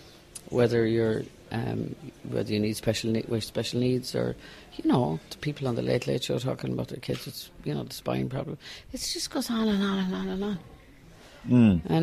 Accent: Galway, Connacht, Ireland; as a young teenager growing up in Galway

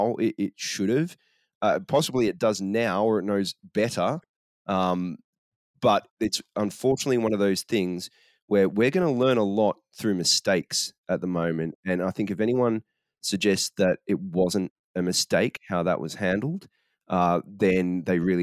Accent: Australia; also born or lived in Singapore; as a Singaporean growing up in Australia in the 80s and 90s

